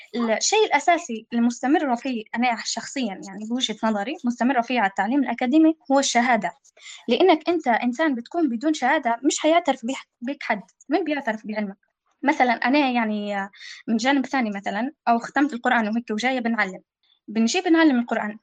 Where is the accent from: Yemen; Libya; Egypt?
Libya; إحنا عندنا في ليبيا